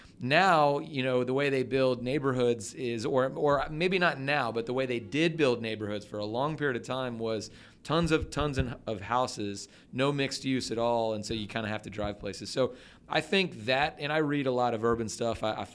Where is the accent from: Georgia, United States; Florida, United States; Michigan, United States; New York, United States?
Georgia, United States; Atlanta; my parents still live in the same house I grew up in Dunwoody. I grew up in Atlanta